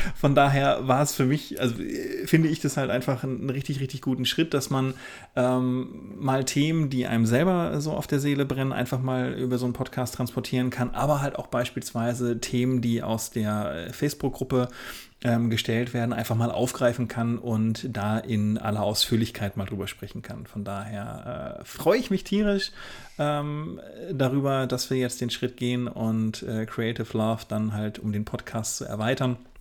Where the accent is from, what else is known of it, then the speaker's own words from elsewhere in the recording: Oldenburg, Lower Saxony, Germany; Hochzeitsfotograf aus dem beschaulichen Oldenburg in Niedersachsen